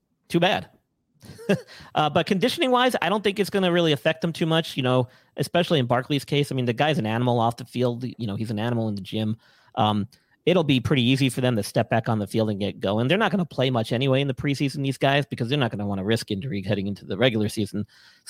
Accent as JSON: {"language": "English", "region": "New York", "country": "United States", "moved": "yes", "said": "I'm from New York originally."}